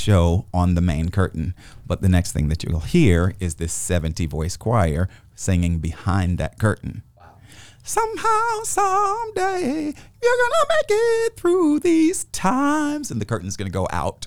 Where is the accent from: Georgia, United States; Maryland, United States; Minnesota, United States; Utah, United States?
Georgia, United States; Augusta; moved away as an adult; also born or lived in Atlanta, Georgia / New York; I'm from Augusta. I went to Immaculate Conception, Episcopal Day School, and Aquinas.